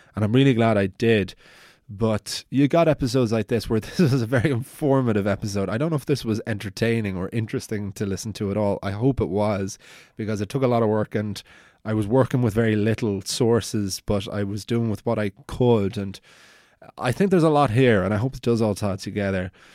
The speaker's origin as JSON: {"language": "English", "town": "Wicklow", "region": "Leinster", "country": "Ireland", "said": "I'm from Wicklow, which is a Viking town"}